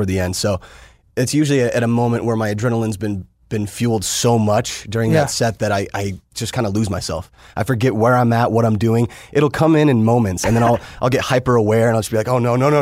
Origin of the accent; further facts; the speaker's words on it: Las Vegas, Nevada, United States; also born or lived in St. George, Utah; Vegas is really my home. I mean, that's where, you know, I was raised